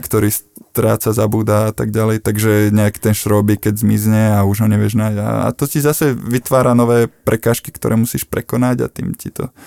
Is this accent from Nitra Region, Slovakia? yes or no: no; Belá, Žilina Region, Slovakia; moved away as an adult; now in Trnava, Slovakia; ja som teda z Belian, mal som Žilinu, svoj, svoj, svoje mesto